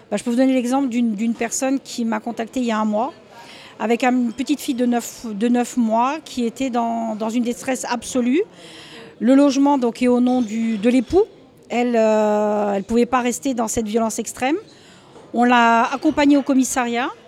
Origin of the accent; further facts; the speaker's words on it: France; now in Portugal; puisque nous sommes français, françaises, francophones et sans frontières euh, sur le territoire portugais.